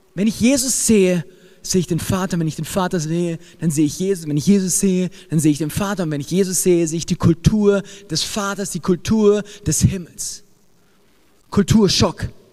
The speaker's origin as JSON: {"language": "German", "country": "Germany", "said": "ich als ähm, Deutscher."}